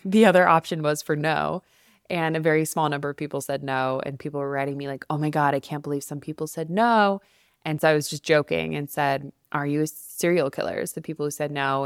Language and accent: English; Albuquerque, New Mexico, United States; also born or lived in New York City; now in Denver, United States; back in my hometown in Albuquerque, New Mexico